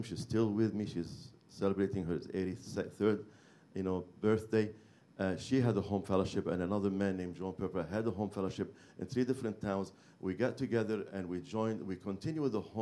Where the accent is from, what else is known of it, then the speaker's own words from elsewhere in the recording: Beirut, Beirut Governorate, Lebanon; moved away; I'm from Beirut, Lebanon